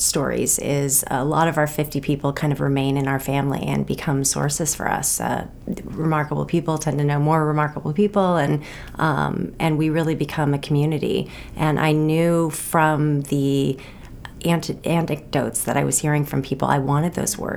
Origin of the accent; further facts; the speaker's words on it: Los Angeles, California, United States; now in Maine, United States; I grew up in Los Angeles